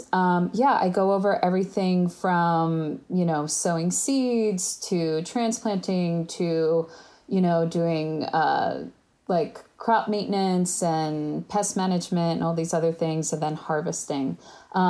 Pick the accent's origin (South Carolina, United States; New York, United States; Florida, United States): New York, United States; also born or lived in Berkeley, California; I'm from New York